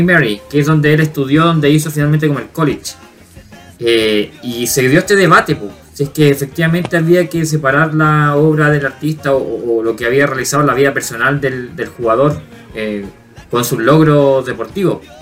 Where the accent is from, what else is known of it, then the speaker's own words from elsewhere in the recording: Chile; para nosotros como chilenos o como latinos